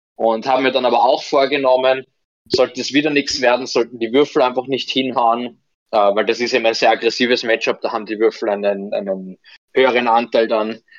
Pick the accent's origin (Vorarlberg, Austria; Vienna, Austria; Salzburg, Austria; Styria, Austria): Vienna, Austria; bei uns in Wien